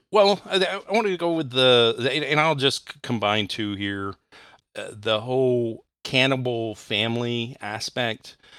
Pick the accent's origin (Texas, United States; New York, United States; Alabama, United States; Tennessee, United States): Texas, United States; now in Ohio, United States; I was born in Texas and grew up in Texas